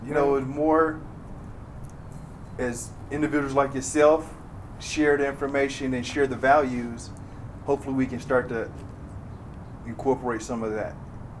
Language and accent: English; Indiana, United States; growing up where I grew up in Indiana, that's at least the perspective I got. I only saw other cultures on TV.